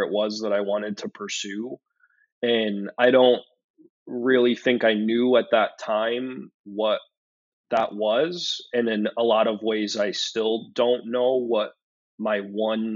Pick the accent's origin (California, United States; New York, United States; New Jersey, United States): New York, United States; Syracuse; moved away as an adult; now in Buffalo, United States; I was born and raised in Syracuse, New York, which is a relatively small city in New York State